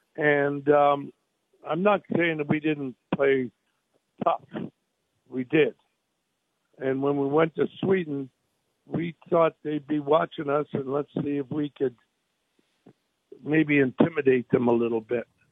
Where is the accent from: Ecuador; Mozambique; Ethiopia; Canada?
Canada; now in United States; I was born in Canada, so I'm a Canadian